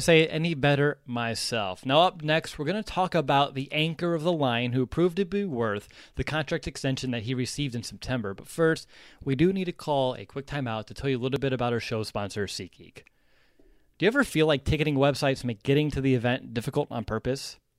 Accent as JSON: {"language": "English", "town": "Bloomington", "region": "Indiana", "country": "United States", "tie": "born or raised there", "said": "We had a few storms down here in Bloomington, Indiana"}